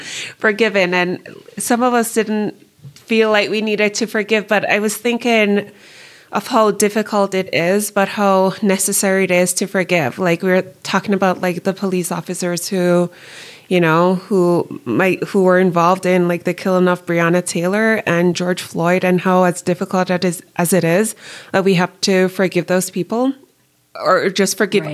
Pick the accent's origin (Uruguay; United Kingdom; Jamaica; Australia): Jamaica; moved away as an adult; now in United States; growing up Jamaican and then moving to the United States.